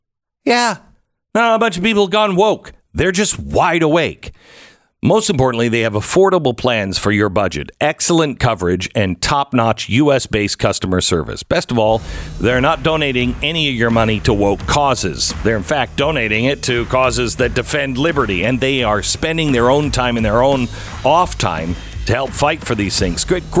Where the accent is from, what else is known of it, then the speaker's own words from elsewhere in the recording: Texas, United States; So, here in my home state of Texas